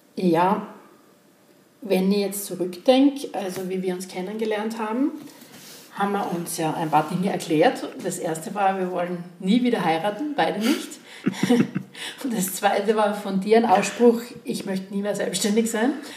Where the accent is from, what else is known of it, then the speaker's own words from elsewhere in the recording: Graz, Styria, Austria; ich bin 52 und gebürtige Grazerin